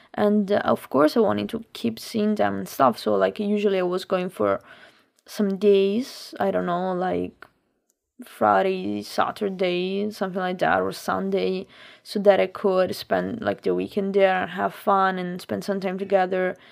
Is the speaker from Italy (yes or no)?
yes; Lombardy, Italy; English is a second language; moved away as an adult; also born or lived in Milan; I have a lot of friends also in my, in my hometown